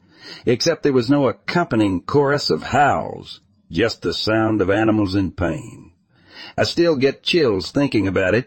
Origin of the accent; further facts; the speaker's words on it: Texas, United States; I grew up in North Texas, south of Fort Worth. We lived in a small town whose name I will not mention.